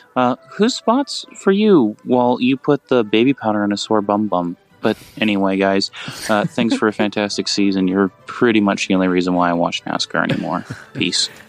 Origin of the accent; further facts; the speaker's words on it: Kentucky, United States; I'm from Kentucky.